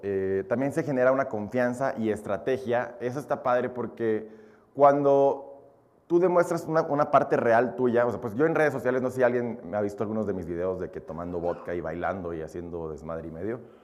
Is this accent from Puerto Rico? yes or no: no; Mexico; also born or lived in Belarus; yo nací nada más allá, yo llegué a México a los dos años.